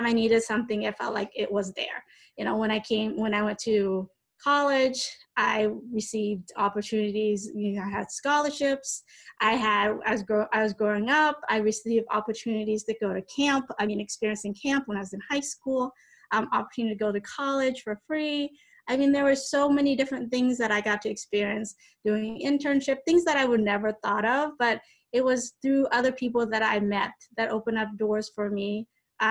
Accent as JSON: {"language": "English", "country": "United States", "tie": "born or raised there", "said": "growing up in America"}